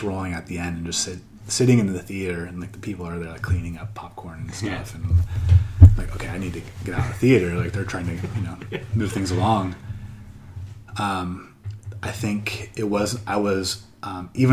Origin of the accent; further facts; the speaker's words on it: Midwest, United States; moved away as an adult; now in Thailand; I'm a Midwestern white guy from America